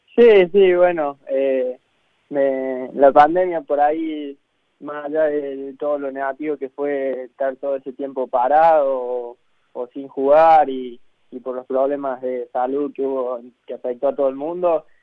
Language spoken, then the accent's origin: Spanish; Calchín, Córdoba, Argentina; now in Buenos Aires, Argentina; yo nací en Calchín, es un pueblo que está a 100 kilómetros de Córdoba capital